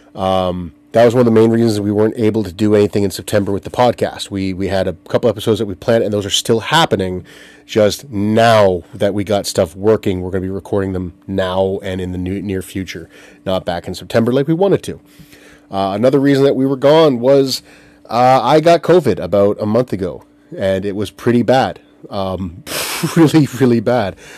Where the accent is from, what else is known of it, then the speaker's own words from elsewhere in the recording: Southampton, Ontario, Canada; I grew up in Bruce County in Southampton, Ontario